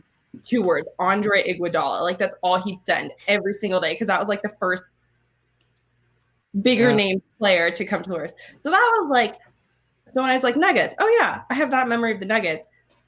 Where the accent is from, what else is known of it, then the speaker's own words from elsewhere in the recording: Oakland, California, United States; I grew up in Oakland.